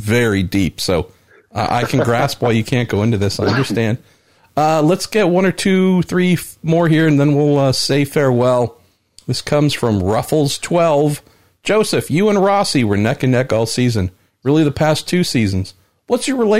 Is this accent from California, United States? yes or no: yes; California, United States; moved away; I'm a Californian transplanted